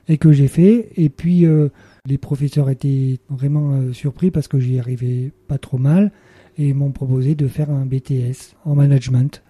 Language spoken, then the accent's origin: French; Le Puy-en-Velay, Auvergne-Rhône-Alpes, France; je suis né au Puy-en-Velay